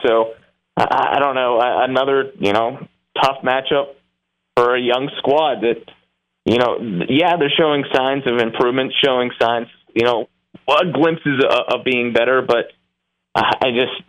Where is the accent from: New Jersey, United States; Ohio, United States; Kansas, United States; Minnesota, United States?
Ohio, United States; Toledo; my hometown, where I was born, Toledo